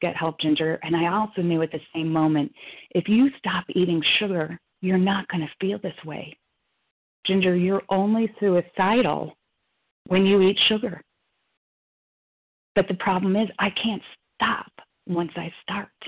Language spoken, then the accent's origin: English; Chicago, Illinois, United States; moved away; Chicago from Fannie Mae. That's my hometown